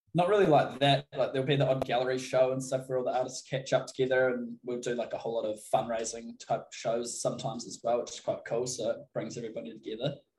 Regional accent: Christchurch, Canterbury, New Zealand; I'm from Christchurch, so it's down the middle of the South Island.

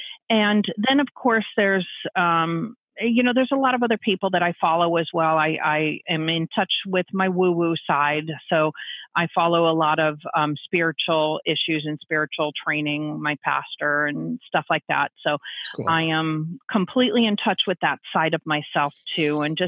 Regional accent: San Francisco, California, United States; And I grew up in that in San Francisco.

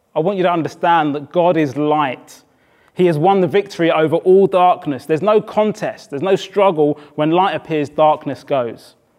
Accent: Brighton, South East England, United Kingdom; moved away; also born or lived in Oxford / South East London; I had moved from Oxford, I grew up in Brighton

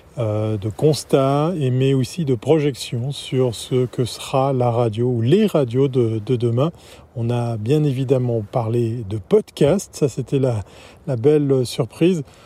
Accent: Switzerland; ici chez nous en Suisse

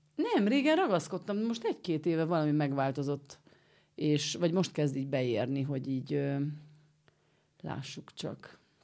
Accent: Romania; now in Budapest, Hungary; én Romániából Budára jutottam el szülni

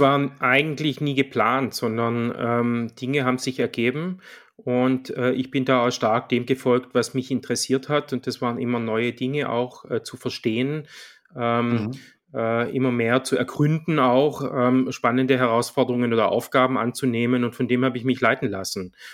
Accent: Swabia, Germany; accent: Swabian; moved away; wie man vielleicht hört, ich bin Schwabe, aber schon lange im Exil

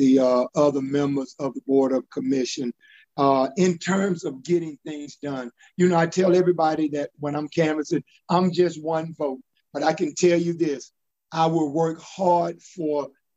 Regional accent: Augusta, Georgia, United States; I grew up in Southside Terrace, graduated from college

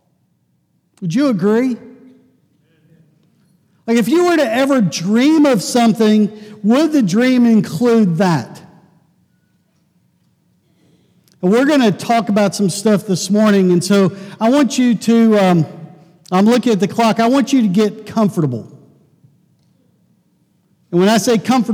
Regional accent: Pittsburgh, Pennsylvania, United States; I grew up in Pittsburgh

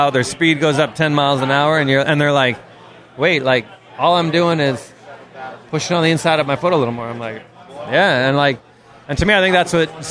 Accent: Toronto, Ontario, Canada; I grew up in Toronto, Canada

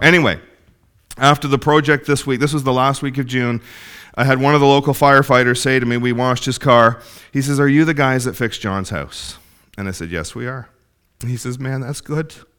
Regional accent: Ontario, Canada; moved away; I come from Ontario, Ontario

